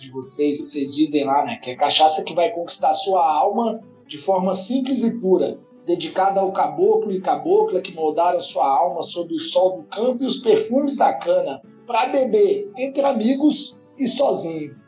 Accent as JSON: {"language": "Portuguese", "town": "Unaí", "region": "Minas Gerais", "country": "Brazil", "said": "Eu sou mineiro é. também, sou daqui, de uma cidade aqui perto de Brasília, de Unai"}